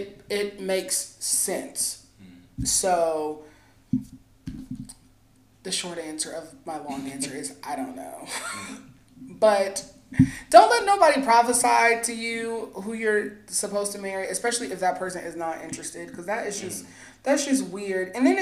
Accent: Alaska, United States; born there; I was born in Alaska.

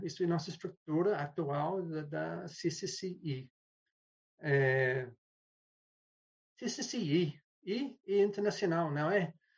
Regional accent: New Zealand; Portuguese is a second language; moved away; also born or lived in London; E eu sou da Nova Zelândia inicialmente, mas eu estava morando em Londres

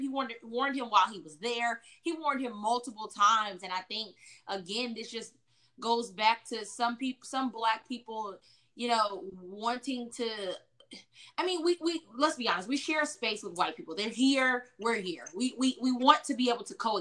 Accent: Chapel Hill, North Carolina, United States; also born or lived in Durham, North Carolina; now in Austin, United States; I grew up in Chapel Hill, North Carolina, which is a very white city.

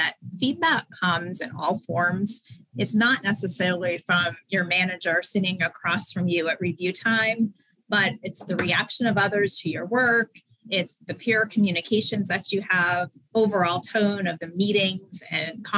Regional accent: Maine, United States; moved away as an adult; also born or lived in Pennsylvania; I had grown up in Maine. I went to college in Maine.

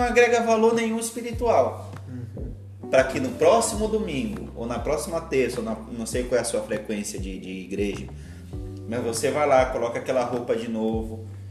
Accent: Pará, Brazil; moved away as an adult; now in Santa Catarina, Brazil; eu sou natural do Pará, moro aqui em Santa Catarina tem cerca de sete anos.

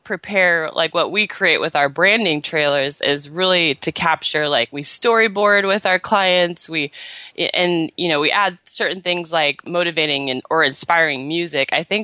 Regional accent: Seattle, Washington, United States; now in California, United States; And then I moved down to California in the end of April from Seattle. I was born and raised in Seattle.

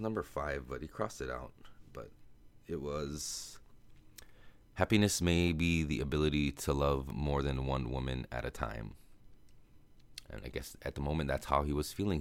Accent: United States; accent: American; my American accent

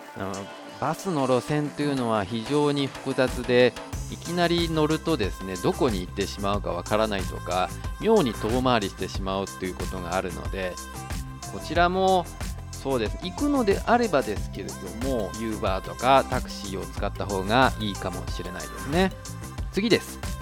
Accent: Japan; now in Taiwan; 台湾の彼と日本の僕台湾人パートナーを持つ日本人

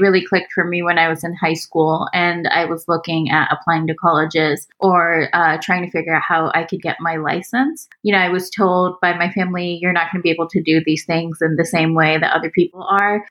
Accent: Houston, Texas, United States; moved away as an adult; also born or lived in Pakistan / Austin, Texas; now in Bay Area, United States; I grew up in Houston. Like it's it's the place that I definitely consider my hometown.

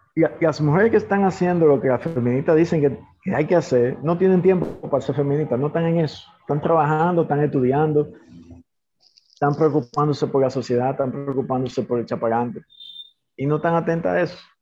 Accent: Dominican Republic; aquí somos dominicanos

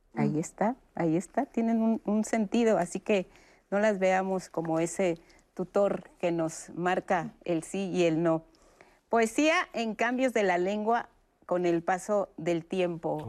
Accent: Mexico; nosotros como, como mexicanos

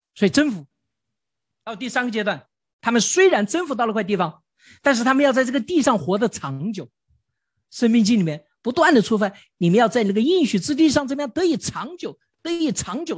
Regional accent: China; 我们中国人从小就古代就明白了这个道理

